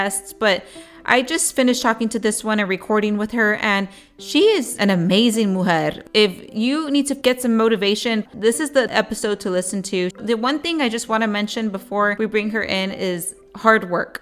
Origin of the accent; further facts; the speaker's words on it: Edinburg, Texas, United States; I'm from Edinburgh